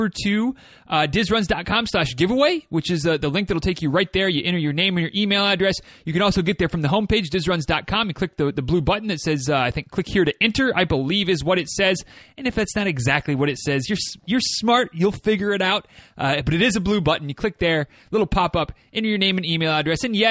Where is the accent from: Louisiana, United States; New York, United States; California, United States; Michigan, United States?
Michigan, United States; from my home state